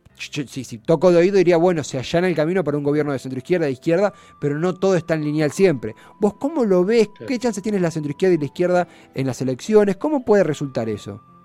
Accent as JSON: {"language": "Spanish", "country": "Argentina", "said": "como argentinos"}